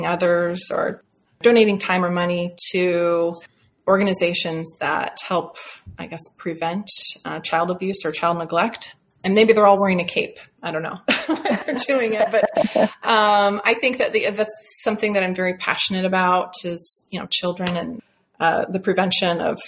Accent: Seattle, Washington, United States; I grew up in Seattle

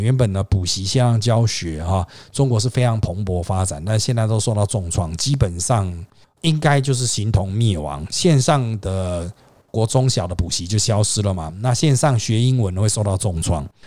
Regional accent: Taiwan; 我们台湾人

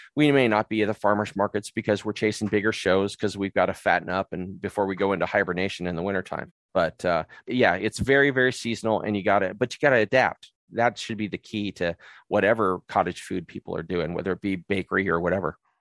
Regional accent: San Diego, California, United States; moved away as an adult; now in Murray, United States; We're from San Diego.

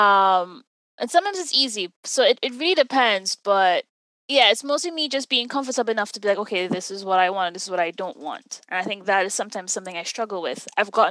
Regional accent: Jamaica; I'm from Jamaica. That's in the Caribbean.

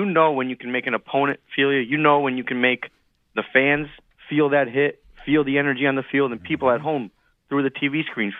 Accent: Northeast, United States; and my wife is a Temple alum. Mm. And so there was a lot of personal ties, and we're both from the Northeast.

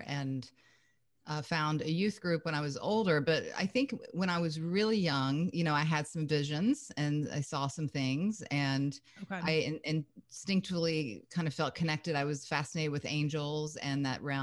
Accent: Kentucky, United States; moved away as an adult; also born or lived in Lake Tahoe, California; I'm originally from Kentucky

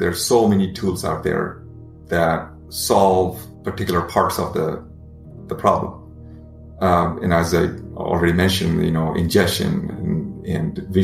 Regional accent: India; moved away; when I was growing up in India

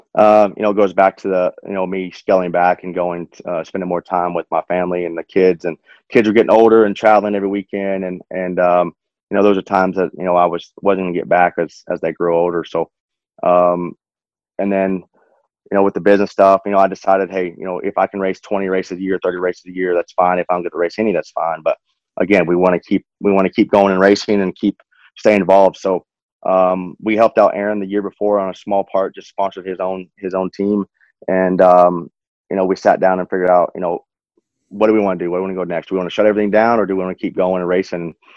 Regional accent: Odessa, Texas, United States; growing up in West Texas, racing's not huge

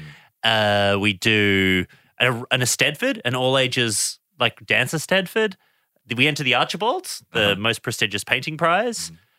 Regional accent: Geelong, Victoria, Australia; He ended up visiting me in my hometown of Geelong in Victoria

